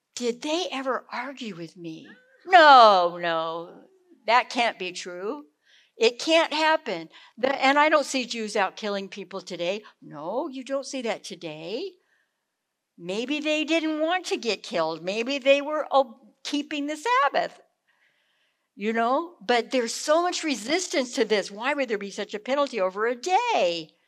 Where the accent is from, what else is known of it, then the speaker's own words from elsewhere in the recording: California, United States; moved away; also born or lived in South Carolina; growing up in California